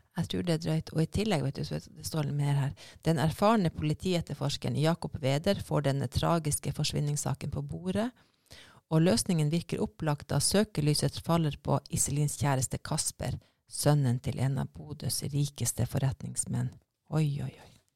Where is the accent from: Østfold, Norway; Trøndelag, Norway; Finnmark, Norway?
Finnmark, Norway; moved away; jeg er fra Finnmark, og der bruker vi skerri hele tida.